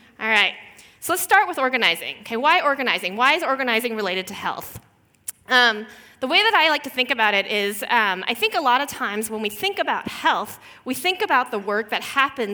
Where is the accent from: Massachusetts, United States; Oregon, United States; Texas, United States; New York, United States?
Texas, United States; Houston; moved away; I grew up actually as a daughter of Korean immigrants in Houston, Texas, which is in the southern part of the United States